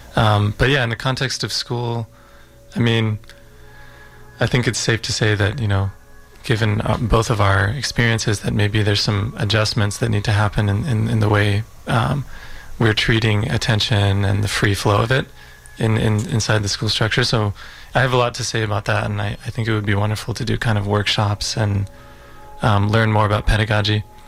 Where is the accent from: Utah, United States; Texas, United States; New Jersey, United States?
Utah, United States; I was born in Utah um, in the States.